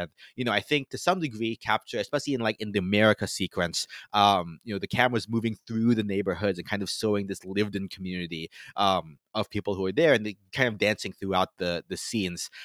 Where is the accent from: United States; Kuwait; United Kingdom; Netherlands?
United States; Florida; growing up in Florida